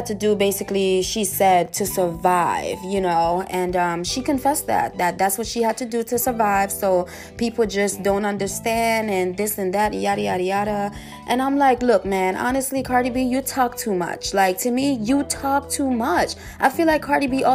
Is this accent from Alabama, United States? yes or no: no; New York, United States; I'm from New York